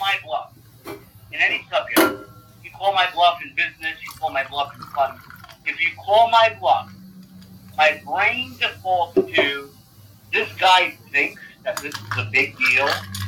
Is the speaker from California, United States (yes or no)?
no; New York City, New York, United States; growing up in Staples as a child, a white kid in the Bronx